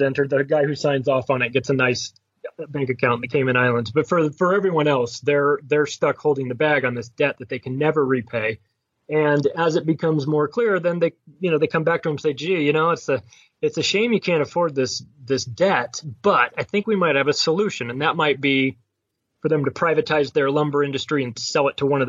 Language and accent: English; United States; as an American